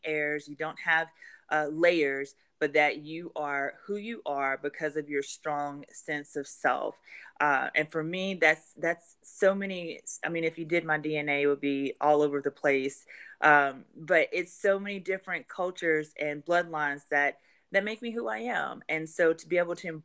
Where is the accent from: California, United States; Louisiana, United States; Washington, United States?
Louisiana, United States; right outside of Baton Rouge; moved away as an adult; now in Atlanta, United States; I'm from Louisiana. I love my state, where I'm from, right outside of Baton Rouge